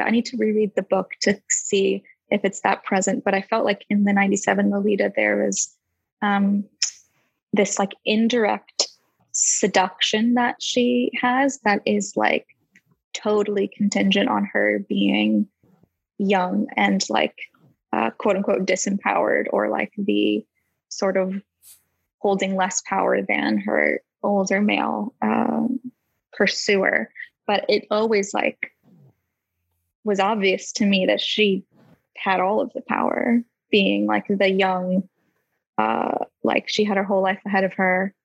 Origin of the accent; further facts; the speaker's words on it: United States; now in London, United Kingdom; I'm an artist from America, but living in London